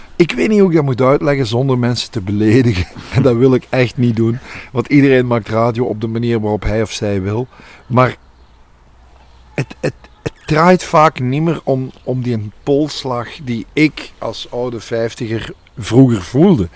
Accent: Overpelt, Flanders, Belgium; Ik ben zelf van Overpelt afkomstig

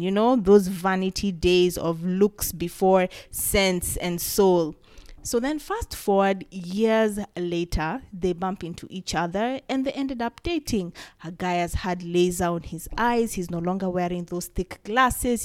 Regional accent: Kenya; As a Kenyan and as a creative

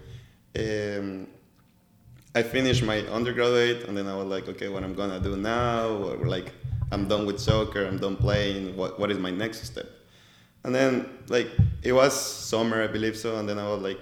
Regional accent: Colombia; English is a second language; moved away as an adult; now in Oklahoma City, United States; I was born and raised in Colombia.

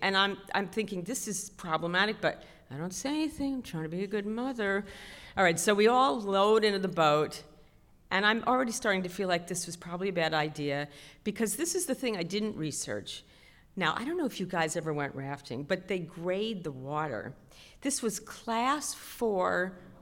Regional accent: New York City, New York, United States; I was raised in Queens

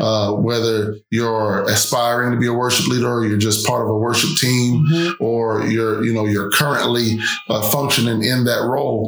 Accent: New York, United States; I'm from New York

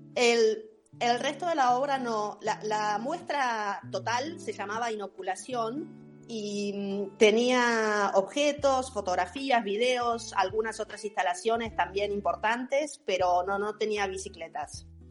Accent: Tandil, Buenos Aires Province, Argentina; moved away as an adult; yo soy de Tandil, em, me vine a vivir hace 30 años acá, pero cuando era chiquita empecé a andar en Tandil

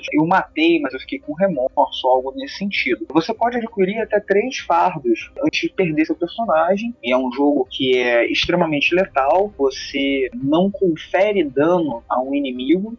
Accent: Rio de Janeiro, Brazil; accent: carioca periférico; um sotaque carioca periférico

